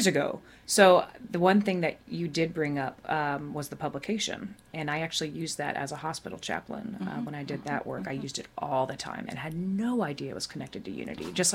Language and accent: English; Dallas, Texas, United States; moved away as an adult; also born or lived in Durham; now in Washington, D.C., United States; I grew up in Dallas, not the suburbs.